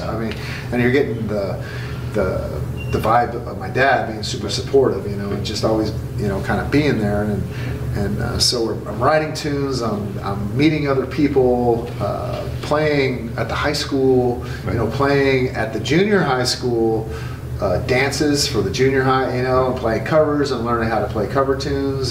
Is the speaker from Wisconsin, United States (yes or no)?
no; California, United States; growing up in Devil, California